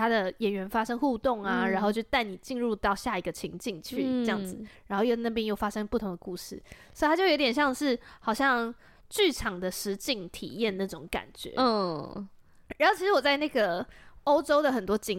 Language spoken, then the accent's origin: Chinese; Taiwan; 我从台湾来的。